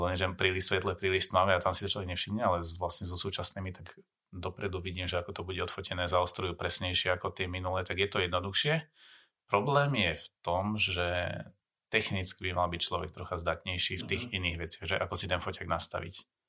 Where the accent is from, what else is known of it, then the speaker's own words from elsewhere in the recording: Slovakia; som Slovák